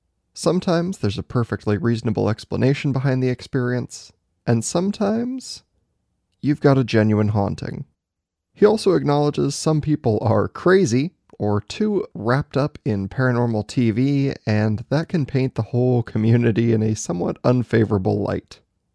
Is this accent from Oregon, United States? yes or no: yes; Oregon, United States; You're in my home state